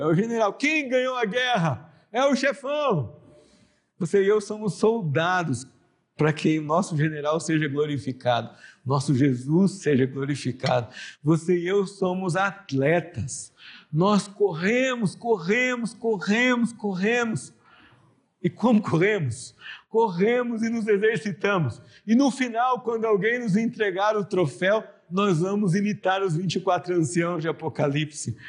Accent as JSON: {"language": "Portuguese", "town": "São José dos Campos", "region": "São Paulo", "country": "Brazil", "tie": "born or raised there", "said": "Eu cresci numa igreja aqui em São José dos Campos"}